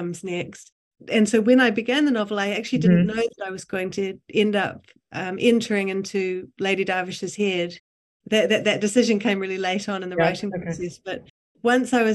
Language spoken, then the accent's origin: English; New Zealand; as a New Zealander